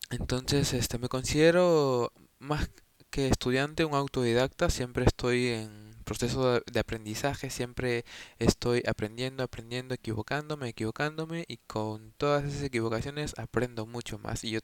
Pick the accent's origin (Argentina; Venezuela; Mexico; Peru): Peru; tengo 22 años, eh, soy de Perú y estudio comunicación audiovisual.